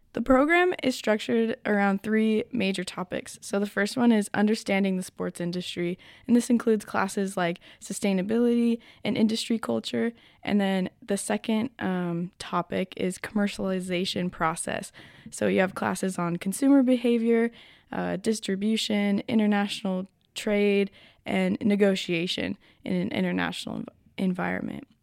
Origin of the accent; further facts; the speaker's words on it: United States; now in France; I come from the United States